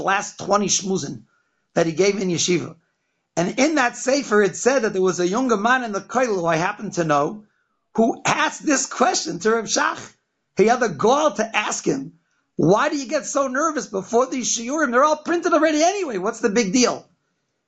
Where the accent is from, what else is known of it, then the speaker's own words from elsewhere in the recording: Boston, Massachusetts, United States; also born or lived in Philadelphia / Bnei Brak, Israel / Lakewood; now in Chicago, United States; I grew up in Boston, Massachusetts